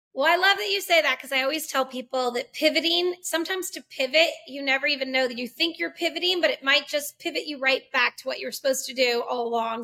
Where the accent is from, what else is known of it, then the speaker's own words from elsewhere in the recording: Massachusetts, United States; moved away as an adult; also born or lived in Los Angeles, California / Albuquerque, New Mexico; Andrea and I actually grew up as ministers' kids in Massachusetts.